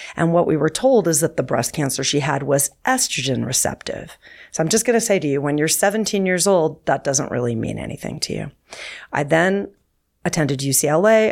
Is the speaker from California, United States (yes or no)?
yes; Southern California, United States; I grew up near the Pacific Ocean in Southern California